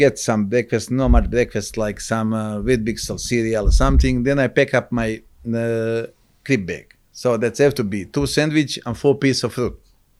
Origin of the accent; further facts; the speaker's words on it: Croatia; English is a second language; moved away as an adult; now in Australia; We grew up in Croatia. We grew up in same village.